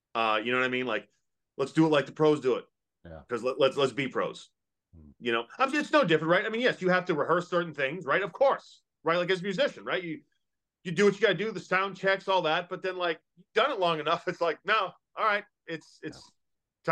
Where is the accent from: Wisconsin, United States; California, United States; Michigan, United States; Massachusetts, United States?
Massachusetts, United States; now in Kentucky, United States; I grew up in Massachusetts. Yeah, I live in Kentucky